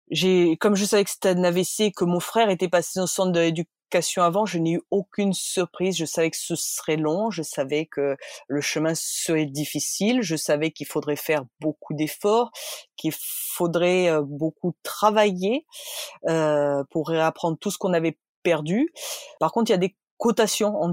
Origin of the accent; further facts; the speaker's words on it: Bordeaux, Nouvelle-Aquitaine, France; born there; Ben non, désolé, je suis née à Bordeaux